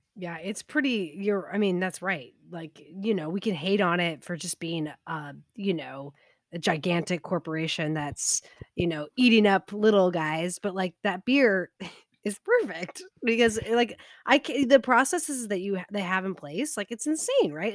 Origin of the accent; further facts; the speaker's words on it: United States; not be a horrible American